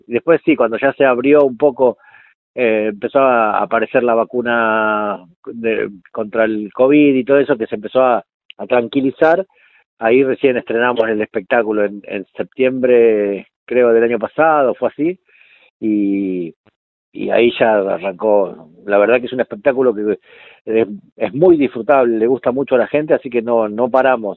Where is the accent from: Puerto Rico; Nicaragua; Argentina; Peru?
Argentina; Mar del Tuyú, Buenos Aires Province; yo me crié en Mar del Tuyú, partido de la costa, que es un pueblo que todavía es un pueblo chico